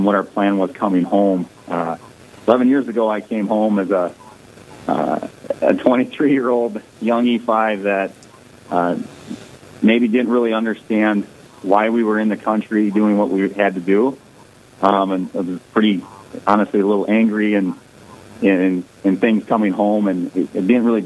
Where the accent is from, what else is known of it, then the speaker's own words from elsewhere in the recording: Ortonville, Minnesota, United States; also born or lived in Alexandria, Minnesota; I grew up in Ortonville, Minnesota